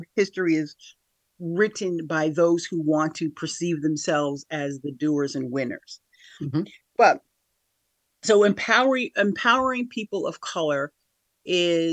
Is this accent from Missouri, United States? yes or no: no; Schenectady, New York, United States; also born or lived in Niskayuna; I'm from here, the Capital Region of New York, born and raised in Schenectady. Grew up half and half, as it were. So I grew up half in Niskayuna and then half in Schenectady, the city of Schenectady